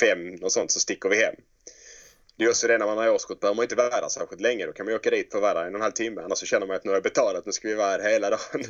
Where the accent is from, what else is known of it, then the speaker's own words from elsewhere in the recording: Helsingborg, Skåne, Sweden; Drottninghög där jag växte upp